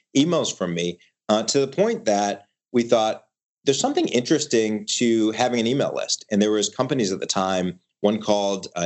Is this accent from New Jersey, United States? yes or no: no; Michigan, United States; moved away as an adult; also born or lived in Ithaca, New York; we were raised in Michigan, grew up in, you know, the middle class in the Midwest